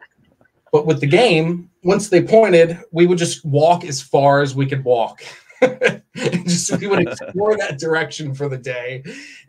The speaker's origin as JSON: {"language": "English", "region": "Maryland", "country": "United States", "tie": "born or raised there", "also_born_or_lived": "Indiana", "moved": "yes", "said": "I grew up in Maryland in a little suburb of a city"}